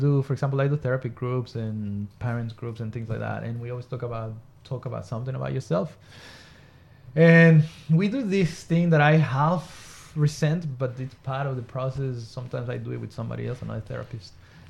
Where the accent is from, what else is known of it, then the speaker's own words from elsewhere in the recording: Mexico; moved away as an adult; also born or lived in regional Queensland, Australia; now in Queensland, Australia; I'm originally from Mexico. I've been in Australia for almost 18 years.